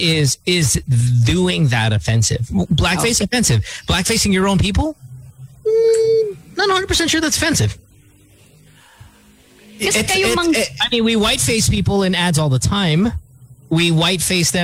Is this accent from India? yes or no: no; Philippines; We're Filipino